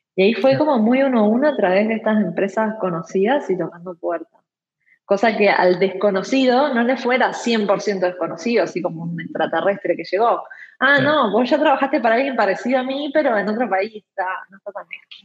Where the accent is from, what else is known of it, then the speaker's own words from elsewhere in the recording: Uruguay; yo soy uruguaya, estudié en Uruguay